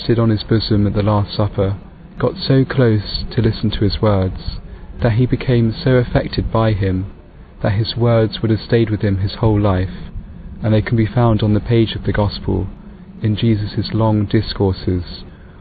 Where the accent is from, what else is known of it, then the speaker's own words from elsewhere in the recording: United Kingdom; I'm from United Kingdom